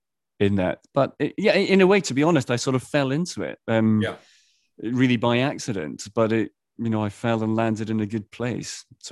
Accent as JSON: {"language": "English", "town": "Edinburgh", "region": "Scotland", "country": "United Kingdom", "tie": "born or raised there", "said": "It's in the Docklands of Edinburgh, my hometown."}